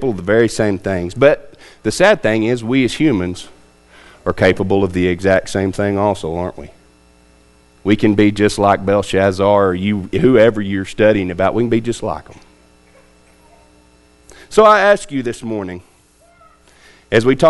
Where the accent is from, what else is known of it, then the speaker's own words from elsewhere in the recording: United States; we as the American people